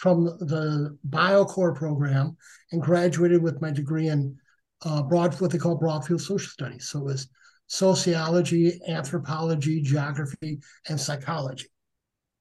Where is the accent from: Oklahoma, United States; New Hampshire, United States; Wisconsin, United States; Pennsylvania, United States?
Wisconsin, United States; I'm from Wisconsin